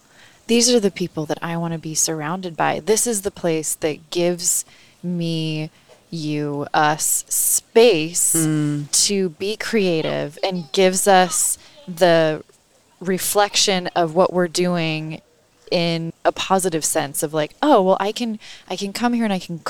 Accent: Colorado, United States; also born or lived in California; now in Bay Area, United States; I'm from Colorado.

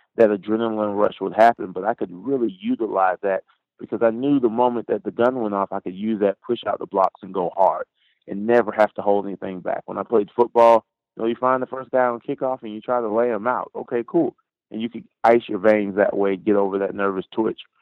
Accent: Pine Hills, Florida, United States; I grew up in um, pretty much the west side of Orlando, a place called Pine Hills, Florida

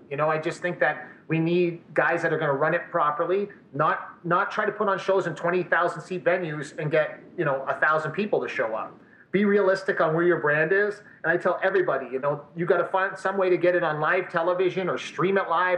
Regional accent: Windsor, Ontario, Canada; also born or lived in Montreal; now in Edmonton, Canada; I, I, reside in Edmonton, but I'm originally from the Windsor area

